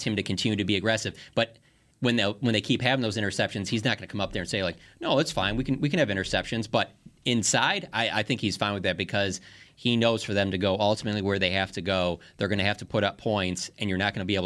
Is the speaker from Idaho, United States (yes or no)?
no; Detroit, Michigan, United States; also born or lived in Dallas area; now in Dallas, United States; I was born in Detroit